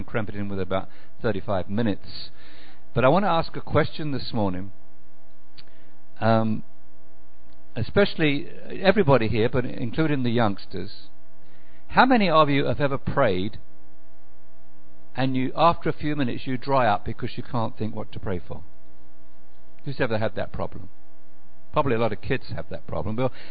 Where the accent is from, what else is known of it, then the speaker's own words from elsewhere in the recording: England, United Kingdom; moved away as an adult; now in Macon, United States; from Macon, Georgia, originally from United Kingdom, England, but way back about 30 years ago